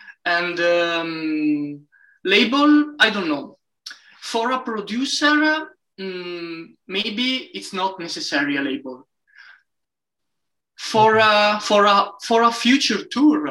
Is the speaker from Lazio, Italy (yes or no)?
no; Brescia, Lombardy, Italy; English is a second language; my hometown Brescia, a city near Milan, northern Italy to be precise